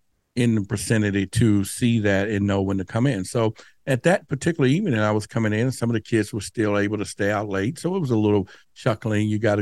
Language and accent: English; Dallas, Texas, United States; where I grew up in Dallas at that time, near the Dallas Zoo, you know, we would play under the street lights.